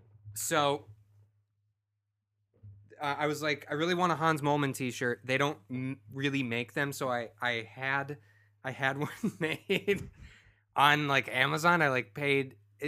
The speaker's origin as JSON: {"language": "English", "town": "Cleveland", "region": "Ohio", "country": "United States", "said": "because I'm from Cleveland, which up until, you know, a couple years ago, the identity of the sports fandom was rooted in suffering and humiliation."}